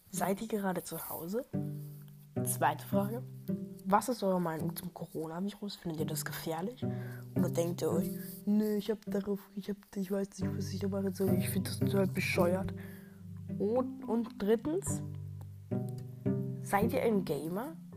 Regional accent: Rhineland-Palatinate, Germany; von meinen Experiences aus dem Dorf, wo ich aufgewachsen bin, in der Pfalz. Ich sage euch nicht wo, aber es ist in der Pfalz, in Kaff.

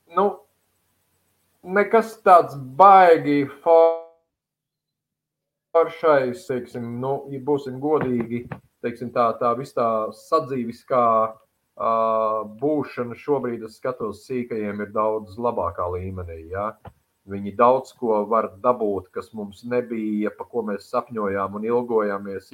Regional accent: Sabile, Talsi Municipality, Latvia; now in Riga, Latvia; Esmu sabiedrnieks

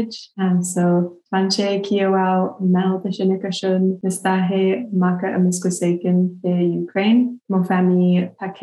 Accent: Calgary, Alberta, Canada; moved away as an adult; now in Victoria, Canada; My family is from Edmonton, but I grew up around Calgary and I moved out here in 2013

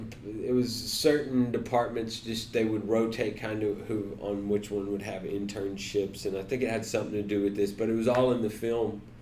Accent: Texas, United States; moved away as an adult; also born or lived in Jacksonville, Florida; now in Los Angeles, United States; I'm from Texas originally

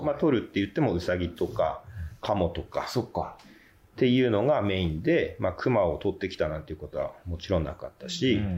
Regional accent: Oga, Akita, Japan; now in Kitaakita, Japan; 僕は小川の出身

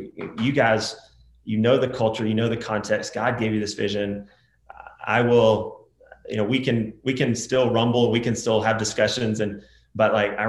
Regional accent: United States; as an American.

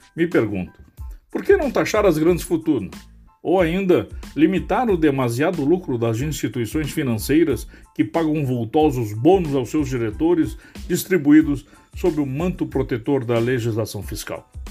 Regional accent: Brazil

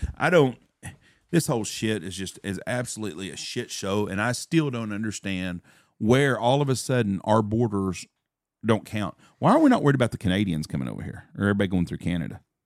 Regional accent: United States; As an American citizen

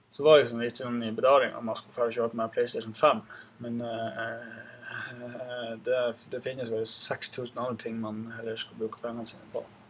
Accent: Gamnes, Troms, Norway; also born or lived in Reinøya; Så jeg er født og oppvokst her på Gamnes

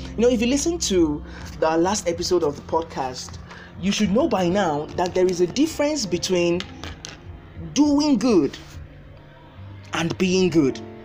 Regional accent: Nigeria; As a Nigerian

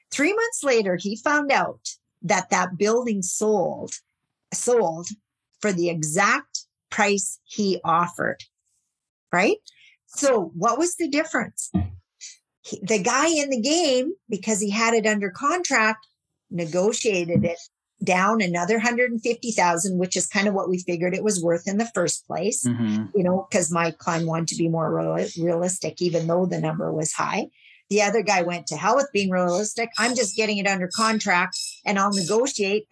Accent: Saskatchewan, Canada; I'm from Saskatchewan

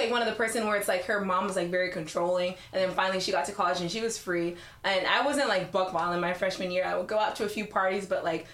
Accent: Las Vegas, Nevada, United States; moved away as an adult; I'm from Vegas

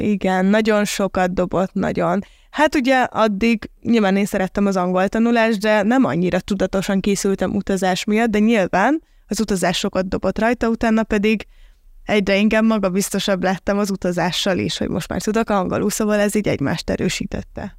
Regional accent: Hungary; moved away; also born or lived in Budapest; én is ugye vidéki vagyok

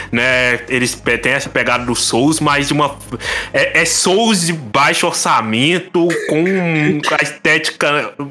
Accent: Minas Gerais, Brazil; Eu sou, eu sou de Minas, o que mais tem aqui é barzinho também.

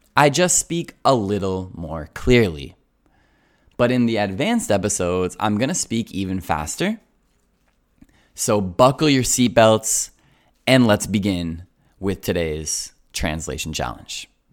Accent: Colorado, United States; moved away as an adult; also born or lived in Japan; now in Italy; I'm from Colorado. It's the center of the United States.

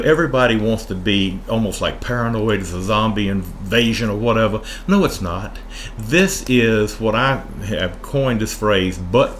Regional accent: Appomattox, Virginia, United States; moved away as an adult; also born or lived in Savannah, Georgia / central Pennsylvania; I was born here in Central Virginia in Appomattox.

